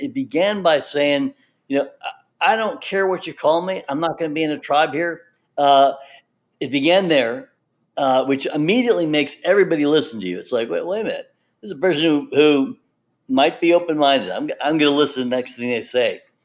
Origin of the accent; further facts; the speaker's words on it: the South, United States; I was pretty sure was going to work in the South because I grew up in the South.